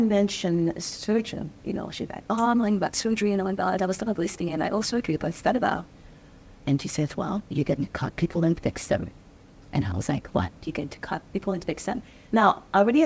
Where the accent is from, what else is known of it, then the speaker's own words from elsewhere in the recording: Cameroon; also born or lived in Bridgeport; now in United States; So I grew up in Cameroon, which is not like the U.S.